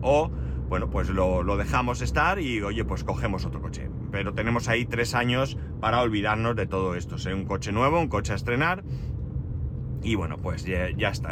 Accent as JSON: {"language": "Spanish", "town": "Alicante", "region": "Valencian Community", "country": "Spain", "tie": "born or raised there", "said": "Pero, ¿pero dónde han nacido? Digo, en Alicante"}